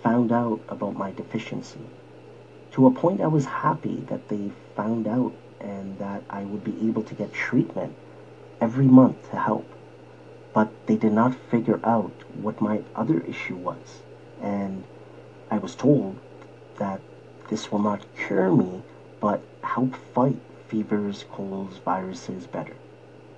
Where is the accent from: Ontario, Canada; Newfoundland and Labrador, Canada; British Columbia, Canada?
Ontario, Canada; Toronto; I was born in Scarborough, Ontario, many, many years ago